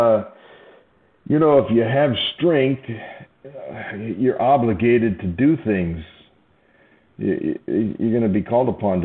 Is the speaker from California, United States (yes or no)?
yes; Southern California, United States; now in Nashville, United States; I'm from Southern California